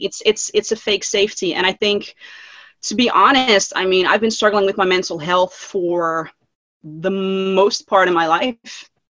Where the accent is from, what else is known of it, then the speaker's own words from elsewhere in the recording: Netherlands; I'm from the Netherlands, Europe.